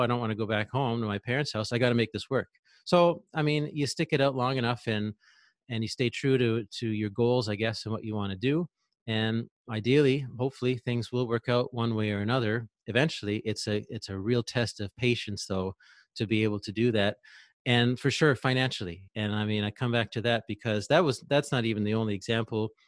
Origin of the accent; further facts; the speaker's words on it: Ontario, Canada; moved away as an adult; I'm from Ontario, Eastern Canada